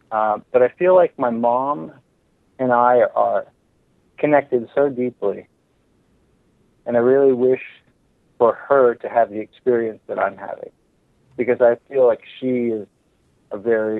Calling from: Palm Springs, California, United States; I'm calling from Palm Springs.

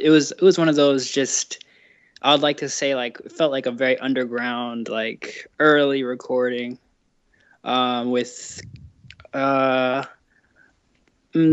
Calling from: Washington, District of Columbia, United States; I am calling from Washington, D.C.

